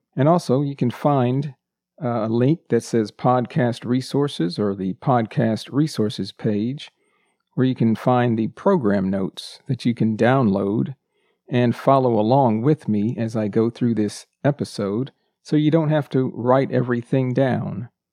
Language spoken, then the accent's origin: English; United States; first language English; I'm a native English speaker born and raised in the United States